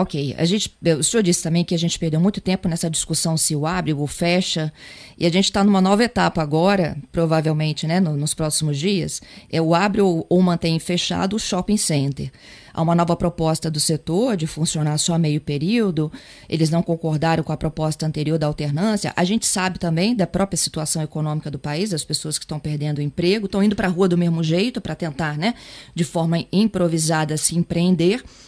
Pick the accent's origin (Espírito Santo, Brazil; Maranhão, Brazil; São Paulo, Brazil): Espírito Santo, Brazil; enquanto capixaba